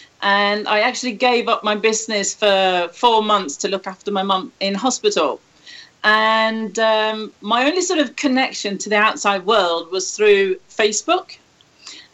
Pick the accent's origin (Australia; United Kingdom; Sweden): Sweden; now in Spain; I'm Swedish